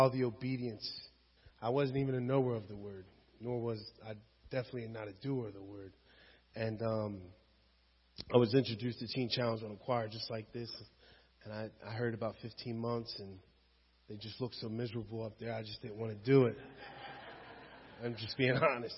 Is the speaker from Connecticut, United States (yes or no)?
no; Washington Township, New Jersey, United States; also born or lived in West Philadelphia, Pennsylvania; I'm from Washington Township